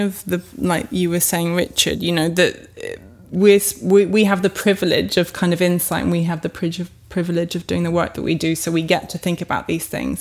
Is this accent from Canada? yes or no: no; France; moved away; I grew up in France